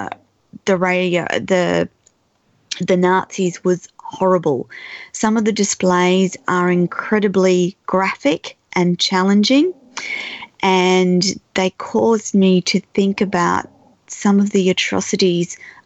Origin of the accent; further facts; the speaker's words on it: Australia; I'm Australian